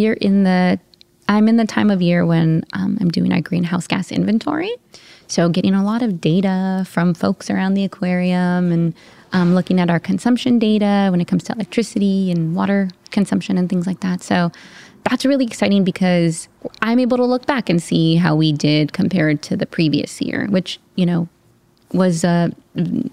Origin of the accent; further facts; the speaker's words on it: South Gate, California, United States; growing up in Southgate, California, in Southern California